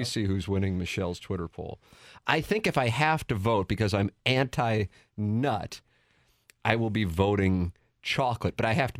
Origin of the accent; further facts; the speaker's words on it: St. Louis, Missouri, United States; growing up in South City.